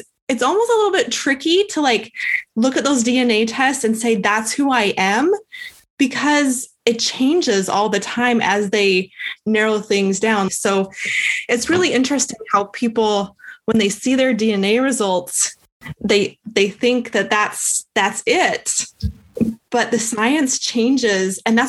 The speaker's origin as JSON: {"language": "English", "town": "Calgary", "region": "Alberta", "country": "Canada", "tie": "born there", "said": "I was born in Calgary."}